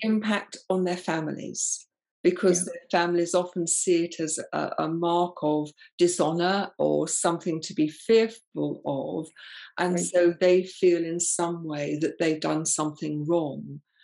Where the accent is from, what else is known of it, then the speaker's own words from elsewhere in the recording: England, United Kingdom; I'm very English